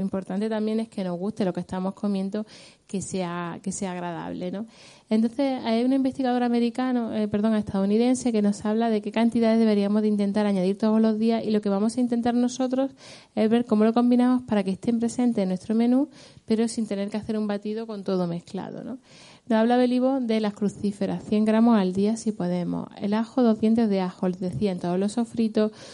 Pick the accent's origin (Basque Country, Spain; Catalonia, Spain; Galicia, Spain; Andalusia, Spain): Andalusia, Spain; Granada; que le da el nombre a mi tierra además